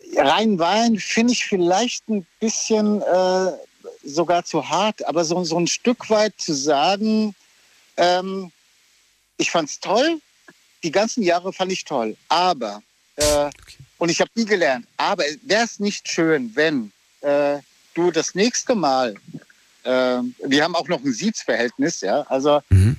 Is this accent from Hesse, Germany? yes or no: yes; Oberursel, Hesse, Germany; ich bin aus Oberursel